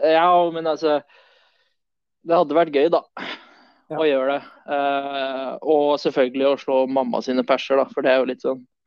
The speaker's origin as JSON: {"language": "Norwegian", "town": "Notodden", "region": "Telemark", "country": "Norway", "tie": "born or raised there", "also_born_or_lived": "Sweden", "said": "Jeg sier svensk-norsk fordi jeg er født i Sverige, så, men jeg har bodd eh, de fleste åra av mine liv her på Notodden."}